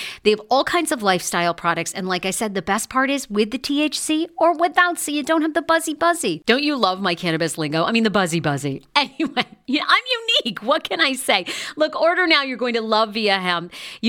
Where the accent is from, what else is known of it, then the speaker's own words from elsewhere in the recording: Baltimore, Maryland, United States; I'm feeling good. I'm from Baltimore.